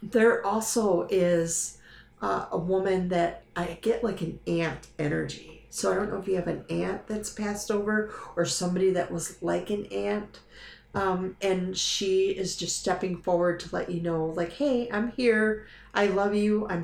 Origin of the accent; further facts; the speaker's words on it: Dearborn Heights, Michigan, United States; I went to elementary school over in Dearborn Heights, Michigan.